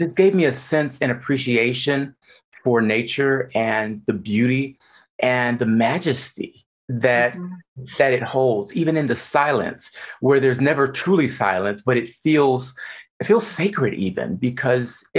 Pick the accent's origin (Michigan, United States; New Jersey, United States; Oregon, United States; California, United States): Michigan, United States; moved away as an adult; also born or lived in Texas; now in Las Vegas, United States; born and raised in Michigan, I moved to Texas and then to Nevada